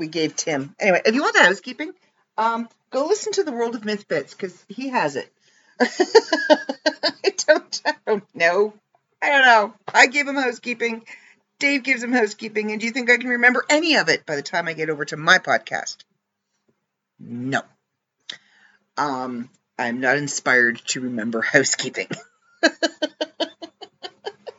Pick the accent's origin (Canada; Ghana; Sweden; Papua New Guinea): Canada; as a Canadian growing up